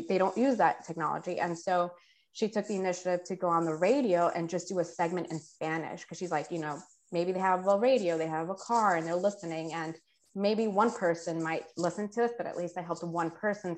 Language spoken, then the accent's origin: English; New York City, New York, United States; moved away as an adult; also born or lived in Quito, Ecuador; now in Washington, D.C., United States; I'm from Ecuador, South America, uh, but I grew up in New York City and a current resident of Washington, D.C.